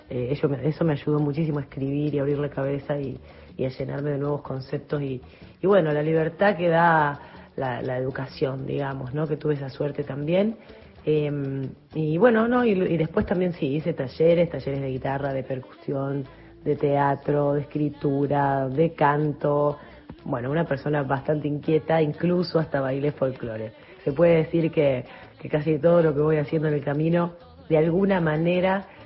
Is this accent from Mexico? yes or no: no; San José de la Esquina, Santa Fe, Argentina; born there; nací en San José de la Esquina, que es un pueblo que queda al sur de la provincia de Santa Fe, un pueblo muy chiquito.